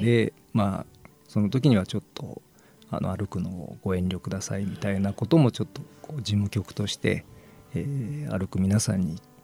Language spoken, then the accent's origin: Japanese; Tachikawa, Tokyo, Japan; moved away as an adult; also born or lived in Aichi Prefecture (Nagoya); now in Miyagi, Japan; 出身は東京都のまあ立川市というちょっとまあ田舎の方なんですけど、はい、まあそちらが出身です